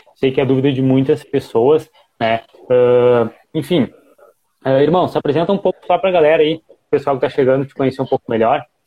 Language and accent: Portuguese; Rio Grande do Sul, Brazil; eu tenho 22 anos, eu sou do Rio Grande do Sul